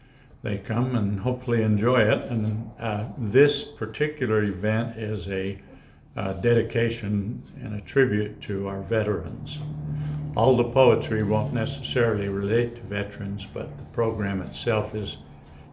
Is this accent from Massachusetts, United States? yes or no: no; northern Utah, United States; also born or lived in Moab, Utah; I grew up on a ranch, a mink ranch, in northern Utah